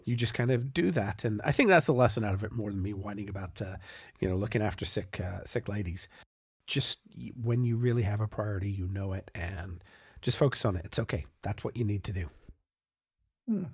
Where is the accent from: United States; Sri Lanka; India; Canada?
Canada; as a Canadian on the far side of Canada